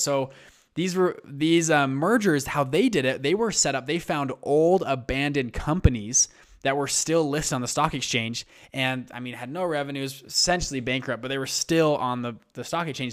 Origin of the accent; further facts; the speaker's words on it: Utah, United States; I'm from Utah.